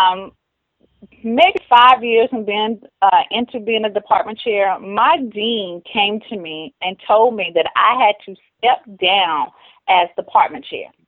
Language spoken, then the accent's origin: English; Rock Hill, Charlotte area, South Carolina/North Carolina, United States; accent: Southern; I am Southern-born. If you cannot hear the Southern accent, love the South. I'm from the Rock Hill, Charlotte area, South Carolina, North Carolina area